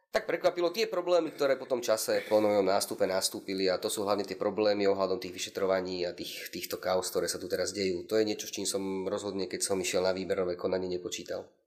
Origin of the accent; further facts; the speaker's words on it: Prievidza, Trenčín Region, Slovakia; also born or lived in Pardubice, Czech Republic; potom časom sa vlastne vrátili na Slovensko, lebo obidvaja sú z okolia Nitry, konkrétne Levíca Vrábiel, takže sa vrátili na Slovensko a potom sme už bývali v Prívidzi